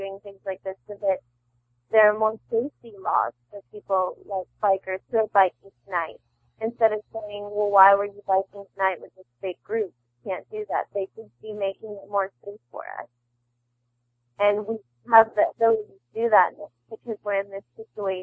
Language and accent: English; North Carolina, United States; moved away as an adult; now in Los Angeles, United States; I'm from North Carolina